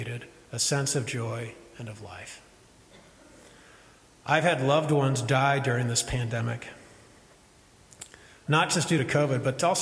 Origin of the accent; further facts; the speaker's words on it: Midwest, United States; I'm from Midwest